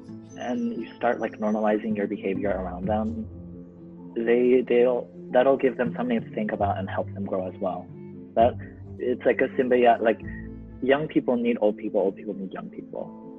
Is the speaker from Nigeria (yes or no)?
no; Philippines; as like a Filipino kid who's like given every party the chance to sing at a karaoke